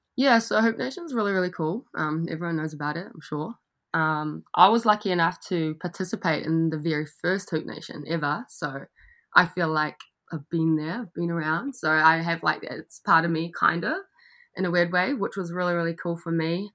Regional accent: Gisborne, New Zealand; moved away as an adult; also born or lived in Australia; I'm from New Zealand, so I grew up in Gisborne, which is on the east coast. I uh, spent most of my life there. Went to high school there

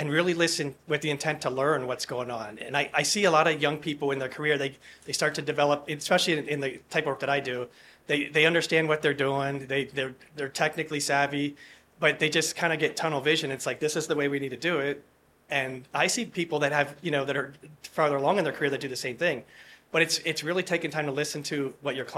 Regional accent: Harrisburg, Pennsylvania, United States; I'm from Harrisburg, Pennsylvania

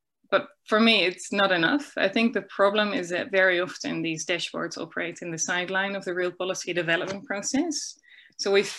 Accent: Netherlands; moved away as an adult; now in New Zealand; I'm originally from the Netherlands, but for the last 10 years I've worked in New Zealand.

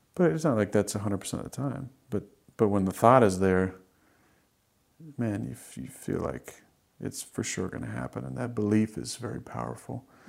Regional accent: Northern California, United States; moved away as an adult; also born or lived in Wisconsin; I was growing up in Northern California

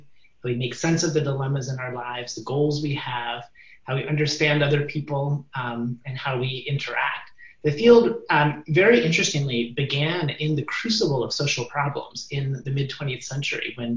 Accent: Ann Arbor, Michigan, United States; moved away as an adult; also born or lived in New Haven, Connecticut; now in Stanford, United States; I was brought up in Ann Arbor

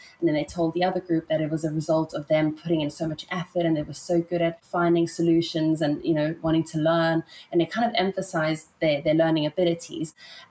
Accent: South Africa; also born or lived in Italy / England / Germany / Ibiza; So I was born in Italy, and then I grew up in South Africa. My mom's South African. So I lived in Italy for 10 years and in South Africa for 10 years. And I actually moved to England for 10 years.

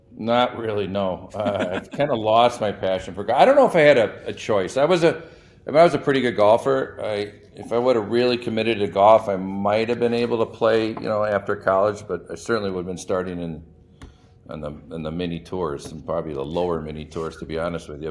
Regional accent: Madison, Wisconsin, United States; moved away as an adult; now in Chicago, United States; I grew up in Madison

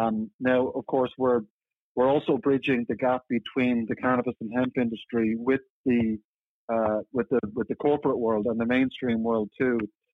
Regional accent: Dublin, Leinster, Ireland; moved away as an adult; now in San Francisco, United States; You know, I moved over from Dublin in Ireland a decade ago to work with a company called Sustainable Brands and based out of San Francisco.

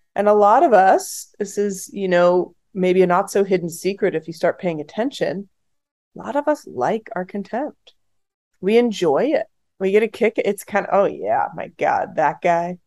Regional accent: the Bay Area, California, United States; I grew up in the Bay Area

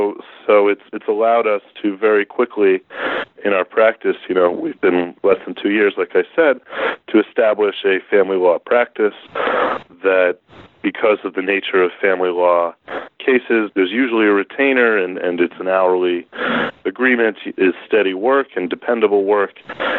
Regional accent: Northern New Jersey, United States; I'm from Northern New Jersey.

